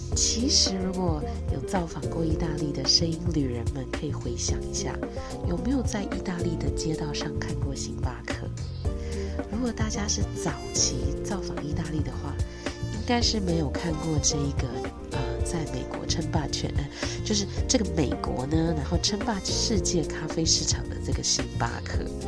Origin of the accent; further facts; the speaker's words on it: Taiwan; 我们台湾人